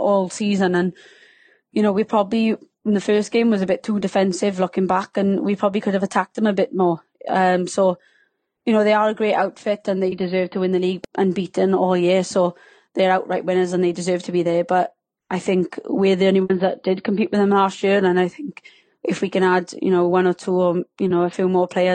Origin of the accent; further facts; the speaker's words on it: Wales, United Kingdom; accent: Welsh; can you tell I'm Welsh by my subtle accent